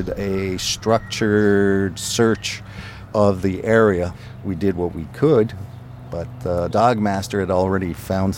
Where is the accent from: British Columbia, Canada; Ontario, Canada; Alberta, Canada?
Ontario, Canada; Ottawa; first language French; English is a second language; moved away as an adult; also born or lived in Thompson, Manitoba; I was brought up in Ottawa, brought up in a French-Canadian environment. I didn't speak any English until I joined the RCMP.